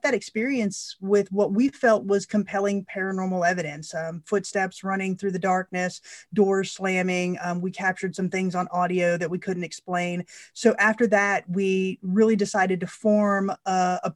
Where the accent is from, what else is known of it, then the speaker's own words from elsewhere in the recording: Florida, United States; I was born in Florida, you know, we do have those strong roots there in West Virginia